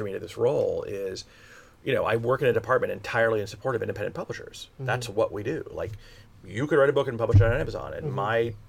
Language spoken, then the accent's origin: English; Florida, United States; South Florida, Miami.